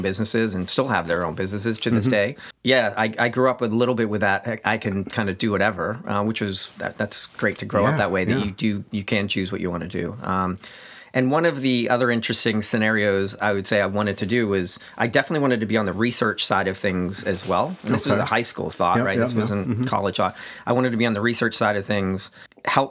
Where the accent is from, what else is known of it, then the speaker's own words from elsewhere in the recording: Pittsburgh, Pennsylvania, United States; also born or lived in Birmingham, United Kingdom; I was born in the United Kingdom. I moved to Pittsburgh when I was young enough to not have what would have been a Birmingham accent from England